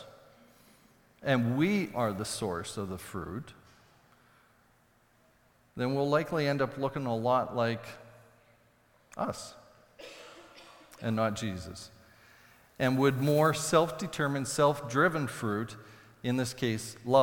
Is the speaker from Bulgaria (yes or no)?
no; Saskatoon, Saskatchewan, Canada; when I grew up in Saskatoon, we had a large crabapple tree in the backyard